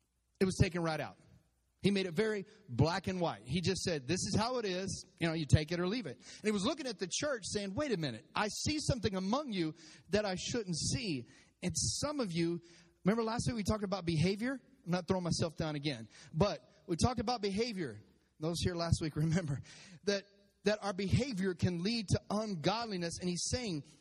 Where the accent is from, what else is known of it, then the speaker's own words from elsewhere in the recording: Texas, United States; I'm from Texas